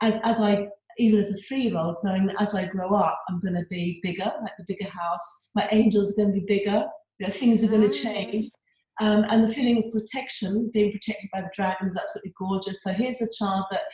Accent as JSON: {"language": "English", "region": "England", "country": "United Kingdom", "tie": "born or raised there", "moved": "yes", "lives_now": "Australia", "said": "although I live in Australia now, I was born and brought up in England"}